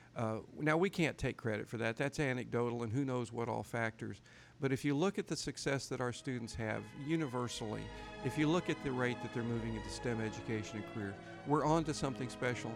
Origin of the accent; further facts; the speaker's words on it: Arkansas, United States; my home state of Arkansas